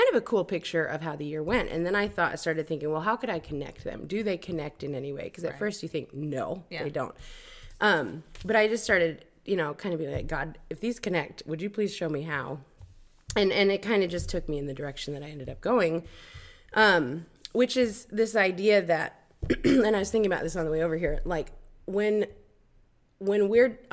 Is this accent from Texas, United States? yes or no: no; Michigan, United States; moved away as an adult; now in Budapest, Hungary; I've been living in Hungary, in Budapest, Hungary, for 9 years now, but I grew up in Michigan